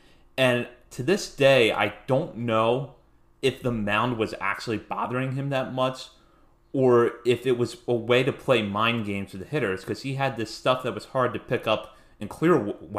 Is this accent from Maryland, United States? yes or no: yes; Hagerstown, Maryland, United States; because I grew up in Hagerstown, had been going to Suns games my whole life